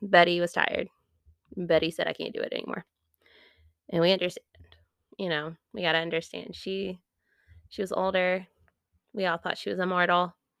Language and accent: English; United States; I'm from America